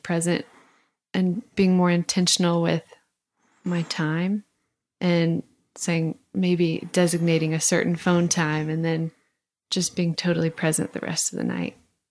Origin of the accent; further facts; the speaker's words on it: Idaho, United States; I grew up obviously in Idaho, and where it was not cool to talk about your faith